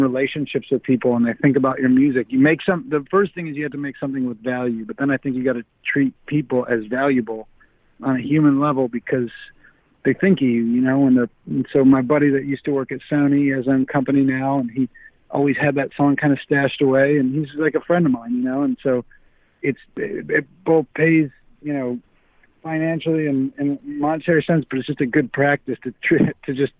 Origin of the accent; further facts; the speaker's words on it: Buffalo, New York, United States; now in Nashville, United States; I grew up in Buffalo, New York